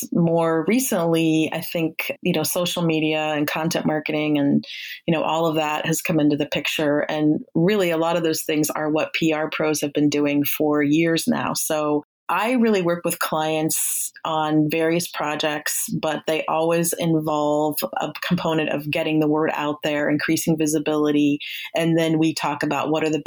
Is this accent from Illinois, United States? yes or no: no; Ohio, United States; moved away as an adult; also born or lived in Bay Area, California; I'm from Ohio. That's where I'm at now. But I lived in the Bay Area for about 7 years